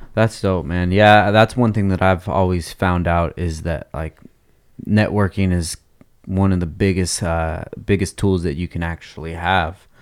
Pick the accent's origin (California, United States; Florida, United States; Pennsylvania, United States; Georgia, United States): California, United States; Oxnard; I grew up in Oxnard my whole life